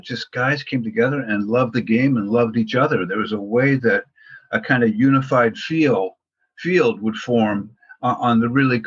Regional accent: Portland, Oregon, United States; I grew up in Portland, Oregon

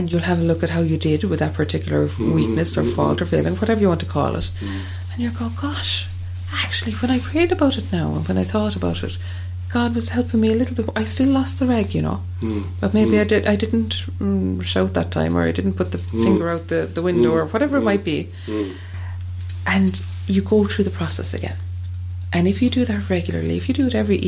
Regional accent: Ireland; as Irish people

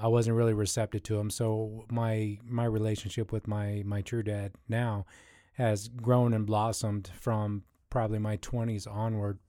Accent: Columbus, Ohio, United States; I grew up in the Midwest here, right where we're stationed here in Columbus, Ohio

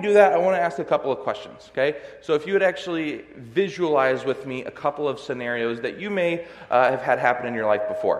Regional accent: California, United States; now in Michigan, United States; I'm from California

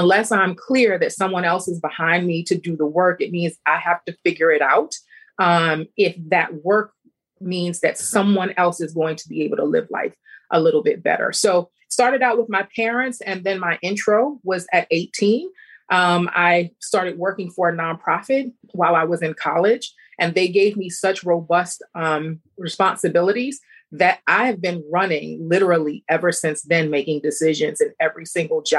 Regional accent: New York, United States; being a New Yorker and being around so many different cultures

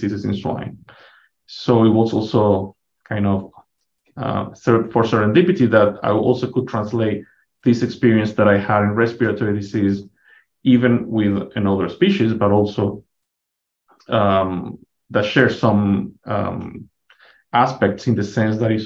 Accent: Venezuela; moved away as an adult; also born or lived in Minnesota, United States; now in Canyon, United States; I'm originally from Venezuela

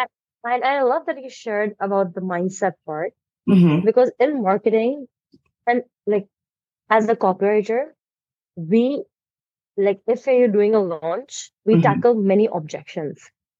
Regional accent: India; I am from India.

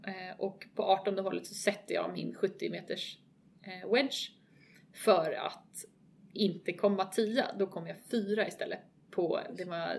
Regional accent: Sweden; som svensk

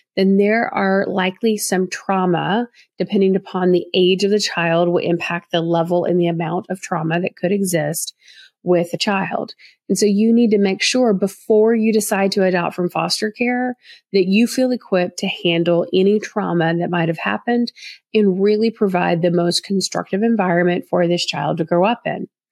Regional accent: the South, Southern United States, United States; accent: Southern; my Southern accent in me.

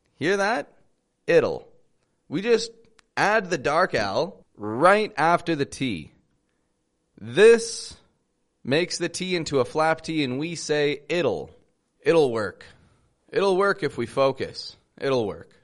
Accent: Toronto, Ontario, Canada; now in Mexico; I'm from Toronto, Canada. I live in Mexico

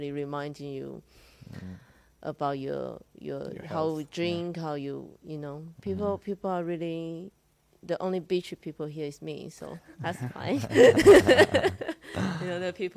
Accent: Taiwan; moved away; also born or lived in Singapore; I'm Singaporean, but I just grew up in Taiwan

